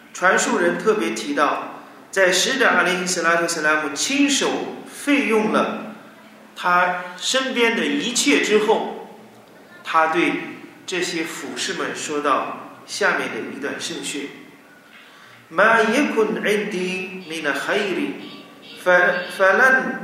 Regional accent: China; 我们中国人

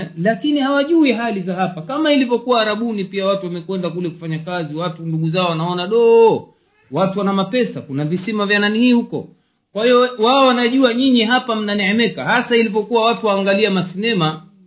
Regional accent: Tanzania; moved away; nchi yetu tanzania

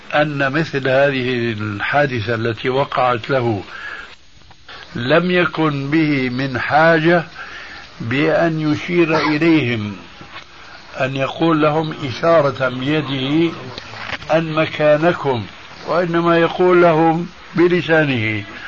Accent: Syria; عندنا في سوريا

